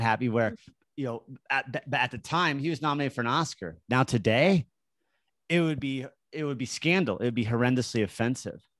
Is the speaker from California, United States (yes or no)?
no; Park City, Utah, United States; I grew up in Park City